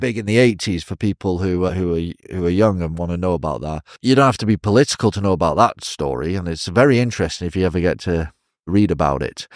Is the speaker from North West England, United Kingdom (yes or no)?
yes; Chester, North West England, United Kingdom; moved away as an adult; now in China; I was born in Chester, England